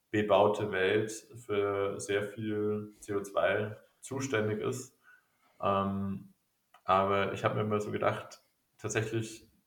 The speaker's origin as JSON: {"language": "German", "town": "Regensburg", "region": "Bavaria", "country": "Germany", "tie": "born or raised there", "said": "ich musste immer an meine Heimat denken, an Regensburg."}